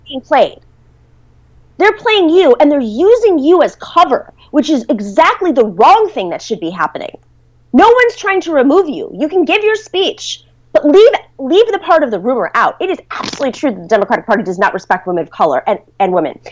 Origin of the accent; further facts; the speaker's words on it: Buffalo, New York, United States; moved away; I grew up in Buffalo, New York